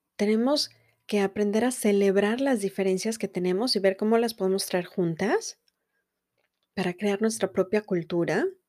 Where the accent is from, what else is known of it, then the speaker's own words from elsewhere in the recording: Mexico; now in United States; nosotros como mexicanos